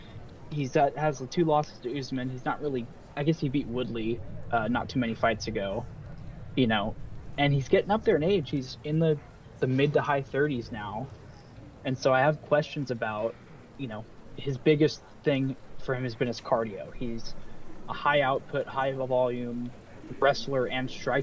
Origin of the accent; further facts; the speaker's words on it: United States; I, as the American